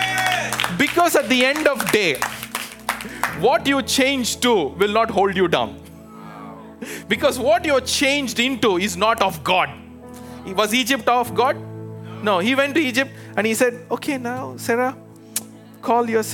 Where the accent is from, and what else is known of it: India; moved away as an adult; now in United States